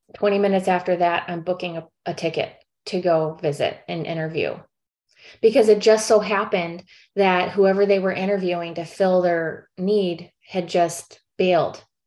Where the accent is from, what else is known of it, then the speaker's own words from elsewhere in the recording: St. Louis, Missouri, United States; moved away as an adult; also born or lived in South Korea; now in California, United States; I'm from St. Louis